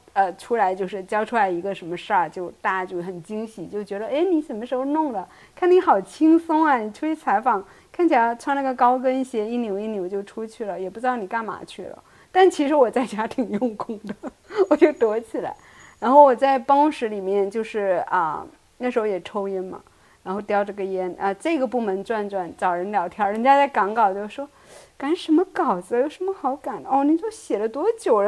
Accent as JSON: {"language": "Chinese", "region": "Fujian", "country": "China", "said": "我们都是福建人"}